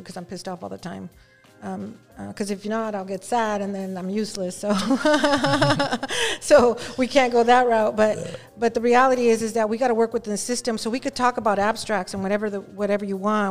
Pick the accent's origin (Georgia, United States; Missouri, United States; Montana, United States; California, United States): California, United States; Los Angeles; I'm from Southeast